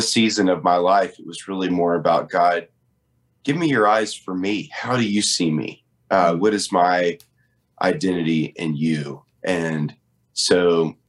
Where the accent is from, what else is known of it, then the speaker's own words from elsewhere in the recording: Nashville, Tennessee, United States; I was born and raised in Nashville